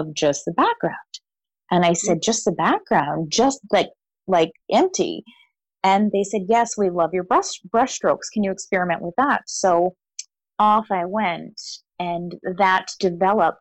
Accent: Vancouver, British Columbia, Canada; Growing up in the church that I grew up in here in Vancouver

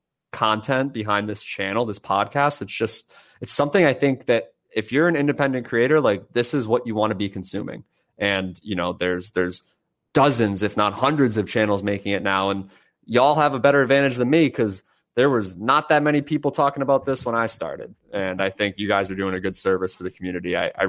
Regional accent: Northeast, United States; Like, I grew up in the Northeast. We have really good pizza out there.

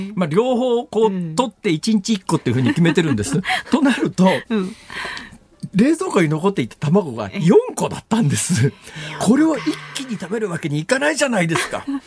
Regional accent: Saitama, Japan; 埼玉県で小学校上がる1年前から巣立って、って大学卒業するまで埼玉県にいた

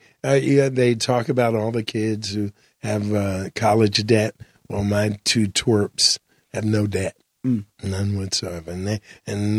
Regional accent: Jamaica; I'm Jamaican

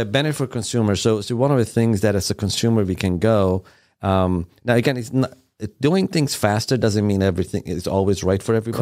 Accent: Iran; English is a second language; also born or lived in Sweden / Germany; now in United States; I was born in Iran.

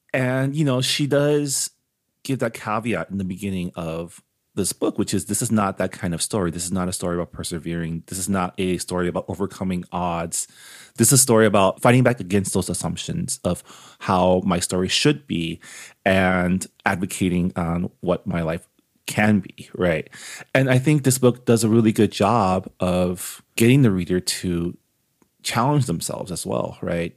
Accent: San Gabriel, California, United States; I grew up in San Gabriel, so I grew up amongst, like, Asian, being Asian out here

